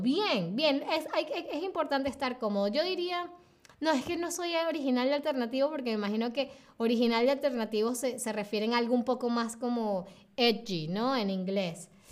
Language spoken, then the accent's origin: Spanish; Venezuela; Soy de Venezuela, Sylvain. Soy de Venezuela